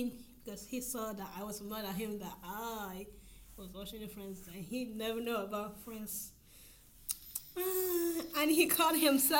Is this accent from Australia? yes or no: no; Ireland; I am Irish, but I don't speak Irish.